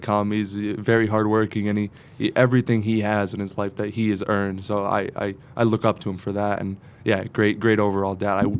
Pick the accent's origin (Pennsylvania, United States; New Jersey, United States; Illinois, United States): Pennsylvania, United States; Scranton; born or raised there; also born or lived in Dunmore, Pennsylvania / California